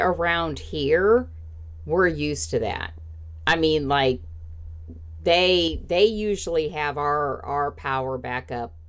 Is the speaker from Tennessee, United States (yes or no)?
no; Indiana, United States; oh, I grew up in Indiana weather, I can drive in the snow